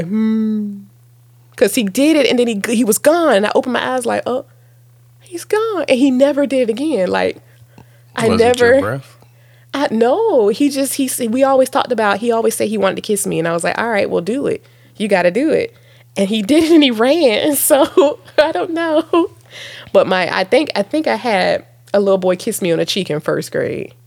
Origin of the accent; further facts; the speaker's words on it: Virginia, United States; accent: little country accents; I'm from Virginia, and we sort of, you know, we can be little country accents